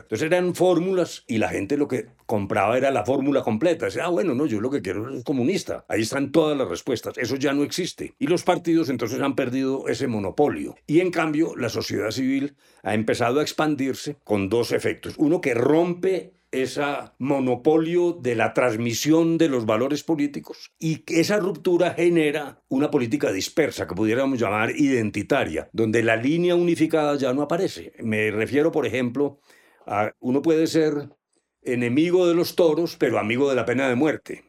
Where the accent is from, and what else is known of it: Colombia